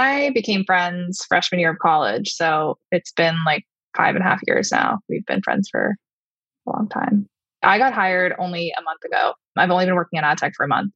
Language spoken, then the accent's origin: English; Long Island, New York, United States; I grew up on Long Island.